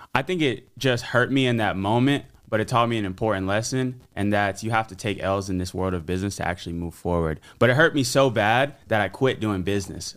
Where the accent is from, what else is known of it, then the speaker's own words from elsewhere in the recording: Fort Myers, Florida, United States; my hometown of Fort Myers, Florida